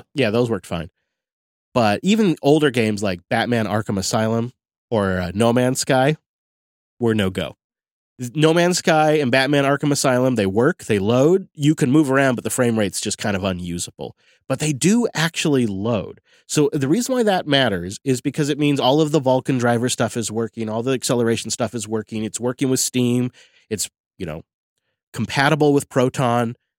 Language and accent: English; Mount Vernon, Washington, United States; There's a little local brewery in my hometown